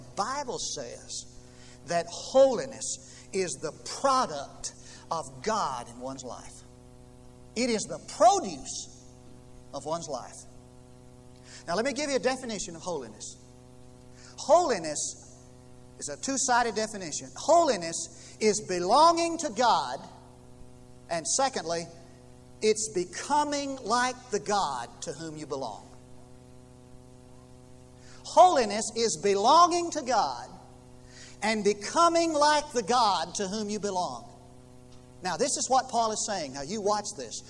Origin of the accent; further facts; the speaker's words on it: United States; moved away; I came from Knox County